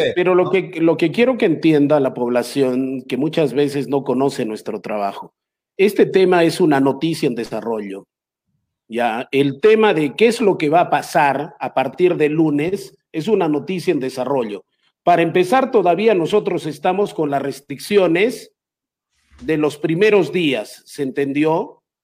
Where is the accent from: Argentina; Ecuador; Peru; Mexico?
Peru; mi país